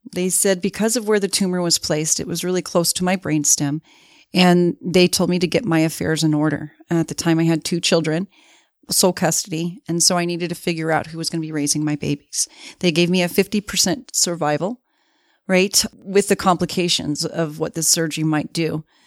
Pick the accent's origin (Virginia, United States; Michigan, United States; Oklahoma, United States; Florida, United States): Florida, United States; Miami; moved away as an adult; now in Salt Lake City, United States; I was born and raised in Miami. Florida.